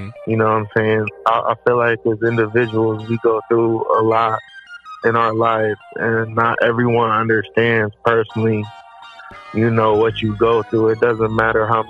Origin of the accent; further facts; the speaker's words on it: 20 minutes outside of Cleveland, Ohio, United States; I grew up in Ohio, 20 minutes outside of Cleveland.